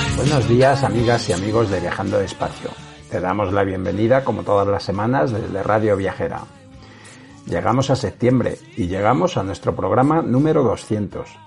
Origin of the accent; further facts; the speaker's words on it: Cabezuela del Valle, Extremadura, Spain; moved away; el nombre de mi pueblo en la radio Cabezuela del Valle, en el Valle del Jerte